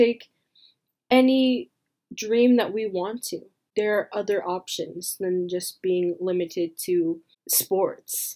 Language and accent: English; Millbrae, California, United States; I grew up in Millbrae, California